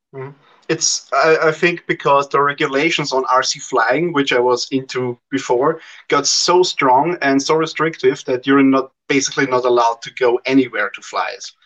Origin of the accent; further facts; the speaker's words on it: Austria; I'm from Austria, so Central Europe.